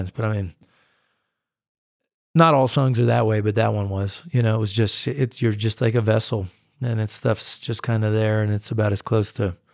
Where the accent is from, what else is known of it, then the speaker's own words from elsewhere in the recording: United States; I'm a distinctly American artist. I mean, I go and I play in Europe, but it's, it's I really come across as American in so many ways and in so much of my music.